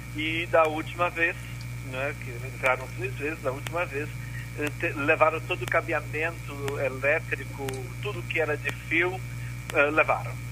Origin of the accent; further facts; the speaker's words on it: Unaí, Minas Gerais, Brazil; also born or lived in Rio Grande do Sul; now in Pelotas, Brazil; eu sou um mineiro uh, uh, morando no Rio Grande do Sul. Eu sou de Unai, Minas Gerais, noroeste do estado